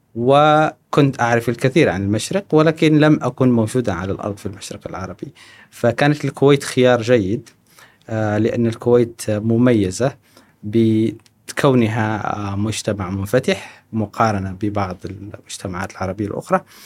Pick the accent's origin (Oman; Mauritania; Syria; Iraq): Mauritania; moved away as an adult; also born or lived in Trarza, Mauritania / Nouakchott, Mauritania / United States; now in Kuwait; أنا ولدت في الجنوب الموريتاني، آه، في تقريباً منطقة تريرزا. ثم بعد ذلك انتقلت إلى العاصمة من واكشوط. ثم بعد ذلك انتقلت إلى أمريكا.